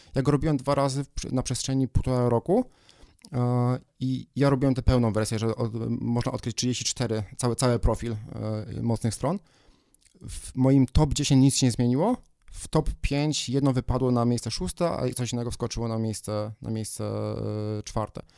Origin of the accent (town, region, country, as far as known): Poland